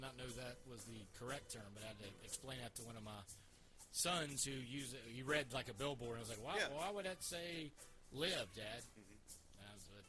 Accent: North Carolina, United States; I'm from North Carolina

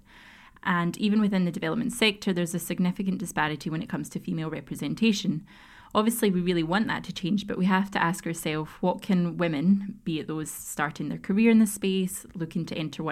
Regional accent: Scotland, United Kingdom; now in Barcelona, Spain; I'm from Scotland in the UK and I'm lucky to work out of our Barcelona office.

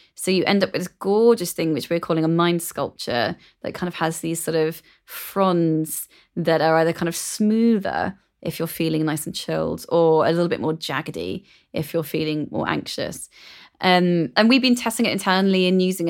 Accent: London, United Kingdom; growing up in London was a massive advantage to me.

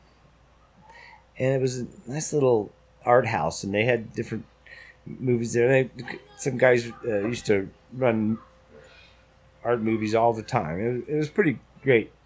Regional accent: Indiana, United States; also born or lived in Michigan; now in California, United States; I'm from Indiana

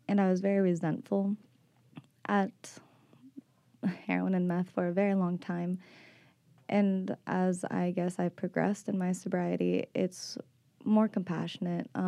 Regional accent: Arlington, Texas, United States; now in Austin, United States; I'm 24 years old, and I came from Arlington, Texas, moved to Austin about four years ago, actually, to get sober.

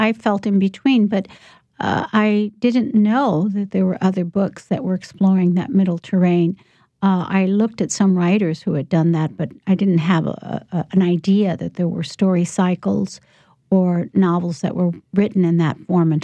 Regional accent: Chicago, Illinois, United States; I grew up in Chicago in poor neighborhoods

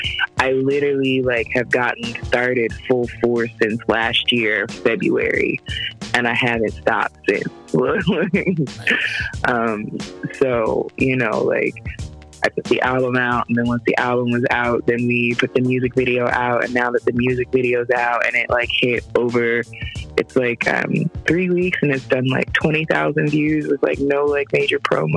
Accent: Jamaica; you know, I'm Jamaican, so I'm like, y'all babies want to eat, like.

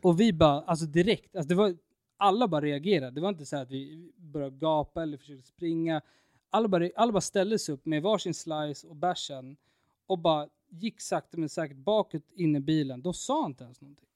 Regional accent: Stockholm, Stockholm County, Sweden; hemma i Stockholm

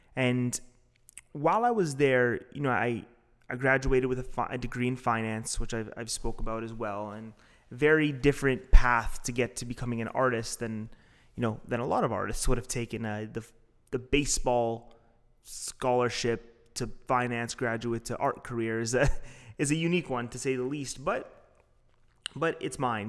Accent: Toronto, Ontario, Canada; I'm from Toronto

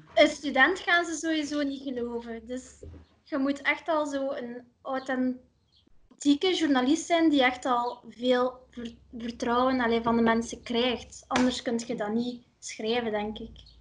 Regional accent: Ursel, Flanders, Belgium; ik ben van Ursel, maar dat is nu gefusioneerd met Aalter.

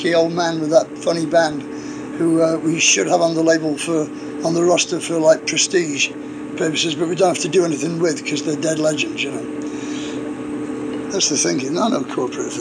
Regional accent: England, United Kingdom

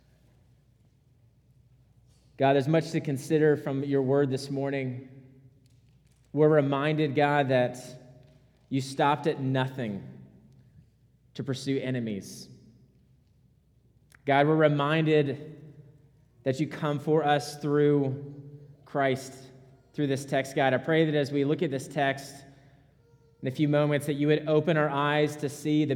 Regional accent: Rhode Island, United States; moved away; I'm from Rhode Island.

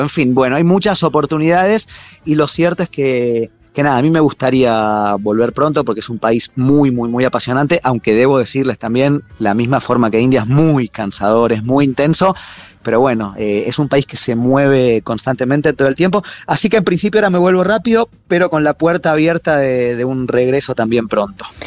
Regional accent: Argentina; los argentinos somos sudamericanos

